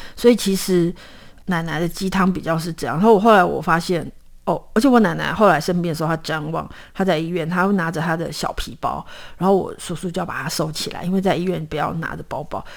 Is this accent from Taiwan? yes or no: yes; Hsinchu, Taiwan; also born or lived in Miaoli / Taoyuan; 我是在，呃，新竹的空军眷村长大，因为我爸爸，呃，我爸爸是在上海出生，他跟我爷爷奶奶一起来，就是撤退来台湾的时候，他一起来，呃，我爷爷是空军，所以他们在新竹落脚，就是在空军眷村。所以我是在新竹的空军眷村出生长大，然后，呃，我爸爸也是军人，我爸爸是情报员